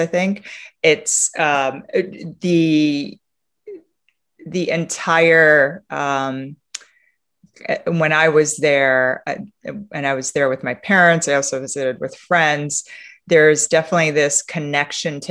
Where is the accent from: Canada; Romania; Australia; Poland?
Romania; now in United States; Romania, which is my home country, where I was born, and where for me, I spend a lot of time in the countryside.